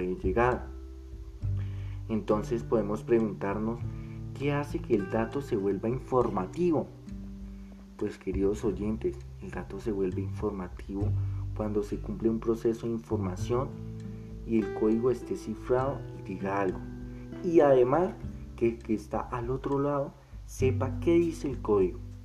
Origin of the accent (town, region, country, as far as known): Colombia